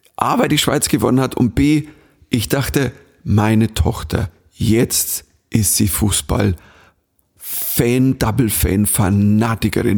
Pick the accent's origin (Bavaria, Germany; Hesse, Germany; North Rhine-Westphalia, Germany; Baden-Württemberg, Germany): Bavaria, Germany; accent: Bavarian; ich bin Bayer